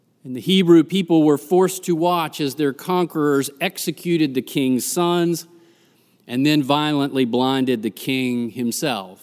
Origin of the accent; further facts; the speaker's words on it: Greensboro, North Carolina, United States; moved away; Growing up in Greensboro